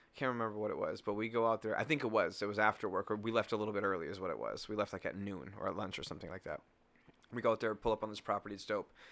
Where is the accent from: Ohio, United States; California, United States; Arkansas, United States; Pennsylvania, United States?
California, United States; now in Wisconsin, United States; I was from California, you know? I'm a fresh California kid